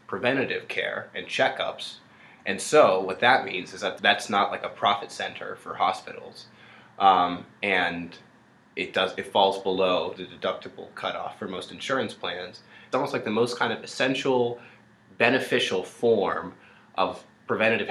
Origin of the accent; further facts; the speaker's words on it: United States; we as American citizens